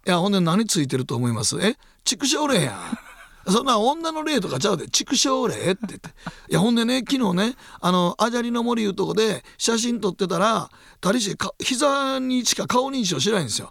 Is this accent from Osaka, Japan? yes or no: yes; Osaka, Japan; 大阪駅でうちの実家に泊まると